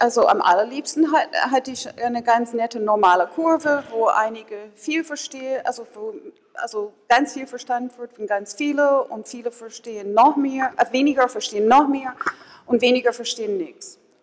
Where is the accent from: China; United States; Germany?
United States; ich bin Amerikanerin